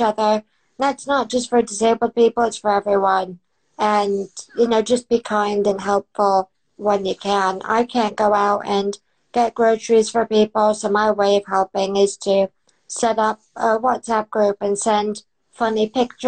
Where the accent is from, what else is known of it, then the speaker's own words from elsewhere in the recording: United States; now in United Kingdom; I grew up in America